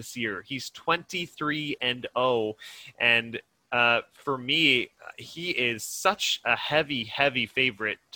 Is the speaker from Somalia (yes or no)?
no; Canada; being Canadian